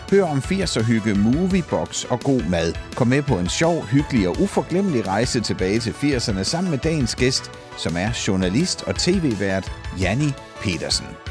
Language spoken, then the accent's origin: Danish; Sønderborg, Southern Denmark, Denmark; also born or lived in Esbjerg / Kolding; jeg er jo fra Sønderborg, og mm. på nær et par afstikker til Esbjerg og Kolding, så har jeg boet der hele mit liv og bor der stadigvæk